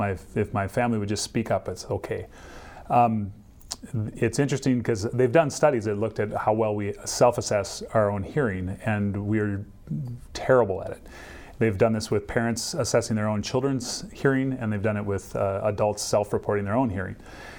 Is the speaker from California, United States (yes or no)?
no; Minnesota, United States; also born or lived in Cincinnati, Ohio; I grew up in Minnesota and went to college at Bethel